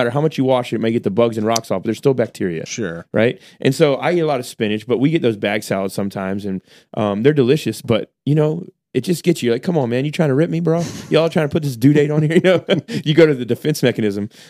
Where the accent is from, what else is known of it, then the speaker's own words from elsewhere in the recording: United States; I'm an American. Uh, I'm a middle class guy, and we shop there because it helps us save money.